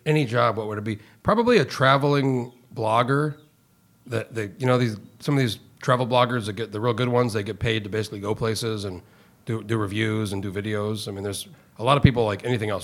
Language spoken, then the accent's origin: English; Alaska, United States; I'm from Alaska